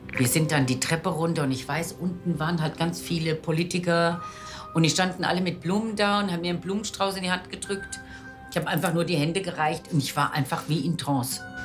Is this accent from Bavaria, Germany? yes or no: no; Giessen, Hesse, Germany; 19 Jahre alt aus Gießen